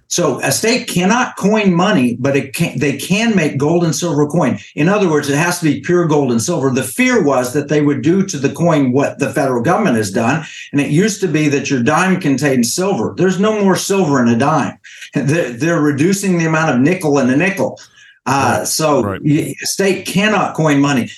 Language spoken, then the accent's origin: English; Oklahoma, United States; I am from Oklahoma, but actually from Creek territory. I'm Cherokee. I was born on a reservation.